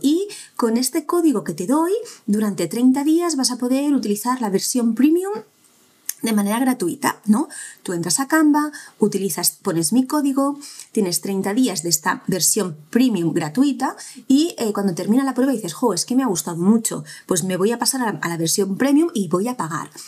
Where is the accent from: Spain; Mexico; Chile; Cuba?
Spain; cómo somos los españoles